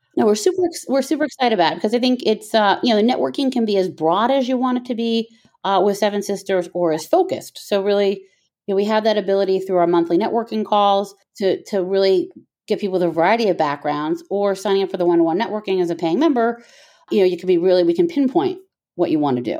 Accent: Miami, Florida, United States; moved away as an adult; I grew up in Miami, Florida

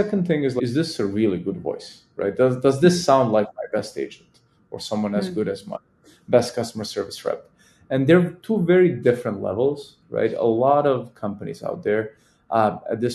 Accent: Serbia; I am a Serbian man

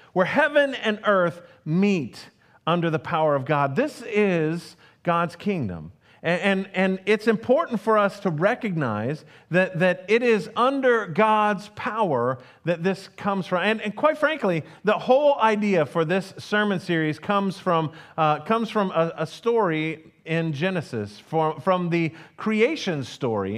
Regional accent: United States; as an American

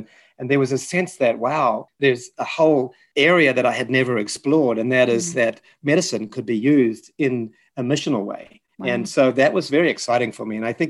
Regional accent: Dunedin, Otago, New Zealand; I met the Anastasis in my hometown of Dunedin in New Zealand.

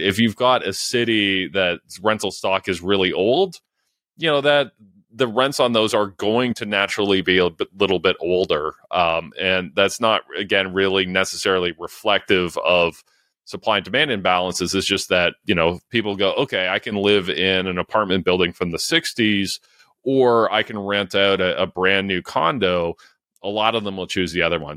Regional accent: London, Ontario, Canada; my hometown of London, Ontario

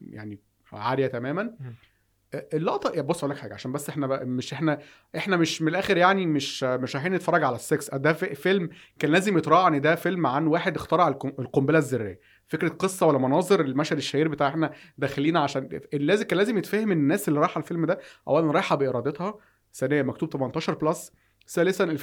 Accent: Egypt; احنا دايما في مصر كان عندنا الرقيب فنان

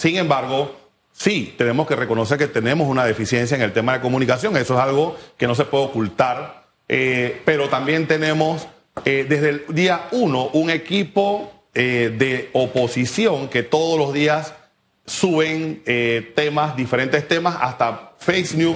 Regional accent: Panama; como panameño, como persona eh, igual que cualquier otro de la clase media

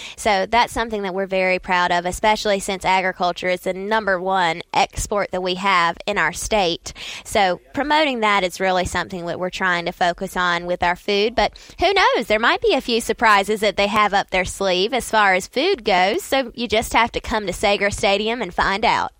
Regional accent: Saint Pauls, North Carolina, United States; I grew up in Saint Paul's, which is just, you know, thirty minutes down the road from Fayetteville and Fort Bragg

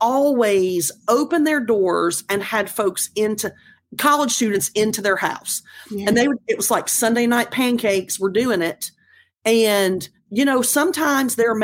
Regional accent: North Carolina, United States; small town North Carolina, where I grew up

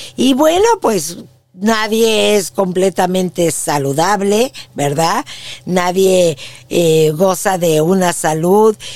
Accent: Mexico City, Mexico; moved away as an adult; now in San Antonio, United States; Yo nací en la Ciudad de México y fui una niña muy feliz

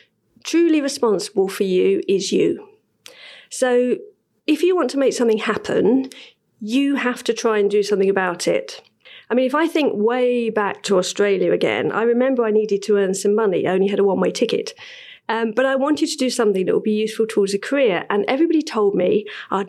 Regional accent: London, United Kingdom; I was born in Bow, and I remember I had a brilliant childhood

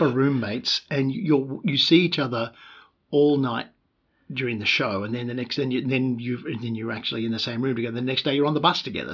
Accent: Melbourne, Victoria, Australia; moved away as an adult; also born or lived in Newcastle / United States; now in Sydney, Australia; was born in Melbourne, uh, in suburban Melbourne, uh, right. uh, in Springvale, a good uh, 15, 20 k's from Melbourne, uh, central city. I grew up in suburb of suburbs

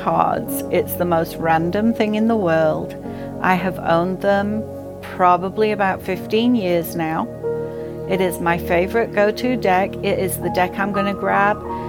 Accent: England, United Kingdom; moved away; I grew up in England

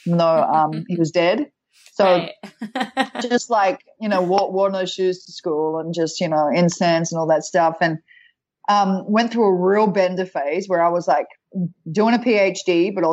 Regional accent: Australia; moved away; I'm Australian

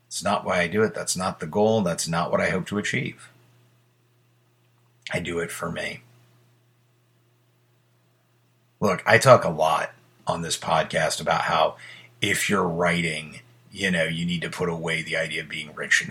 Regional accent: United States; I was born in America

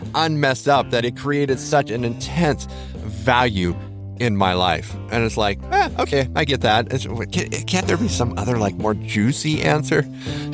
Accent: United States; as an American family, we had arrived

